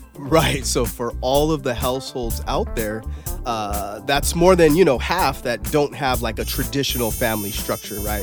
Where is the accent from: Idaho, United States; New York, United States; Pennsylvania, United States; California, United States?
California, United States; I say America